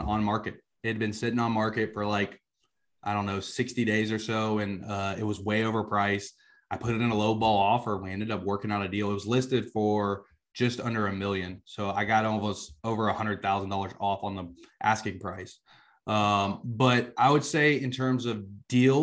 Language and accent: English; South Georgia, United States; also born or lived in suburbs of Atlanta, Georgia; I grew up in South Georgia, you know, a super country area.